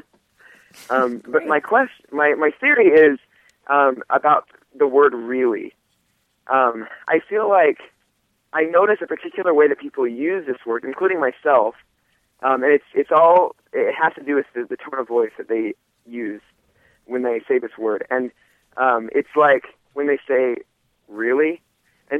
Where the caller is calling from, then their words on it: Provo, Utah, United States; I'm calling from Provo, Utah.